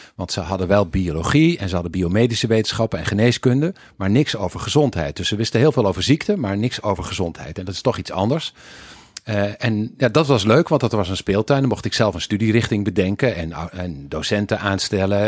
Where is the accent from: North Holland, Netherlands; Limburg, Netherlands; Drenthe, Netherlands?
Limburg, Netherlands; Weert; moved away; also born or lived in Eindhoven / Wageningen / United States / Sweden; Ik eh, ben eh, geboren in Weert, ooit, als een teller van een familie die bij Philips werkte in Eindhoven. Dus ik ben import eigenlijk